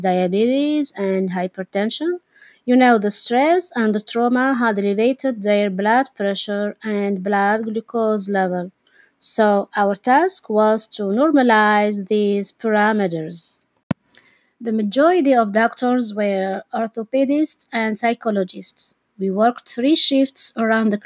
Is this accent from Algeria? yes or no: yes; Algeria; moved away; my home country, Algeria.